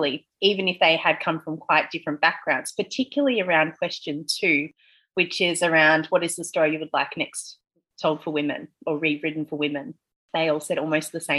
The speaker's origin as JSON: {"language": "English", "town": "Melbourne", "region": "Victoria", "country": "Australia", "tie": "born or raised there", "moved": "as an adult", "lives_now": "Bali, Indonesia", "said": "I'm from Melbourne and I've lived my whole life in Melbourne"}